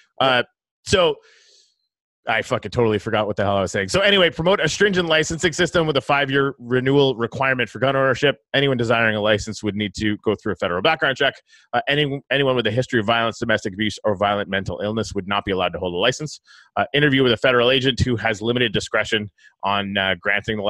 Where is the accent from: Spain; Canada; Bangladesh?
Canada; I'm from Canada.